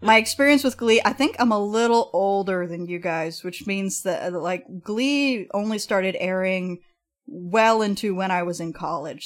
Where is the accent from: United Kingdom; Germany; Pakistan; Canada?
Canada; Edmonton, Alberta; my hometown, Edmonton